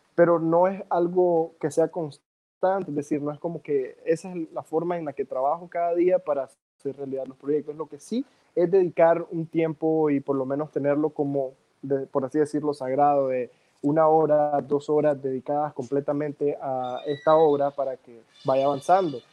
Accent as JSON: {"language": "Spanish", "country": "Nicaragua", "said": "aquí entonces en Nicaragua"}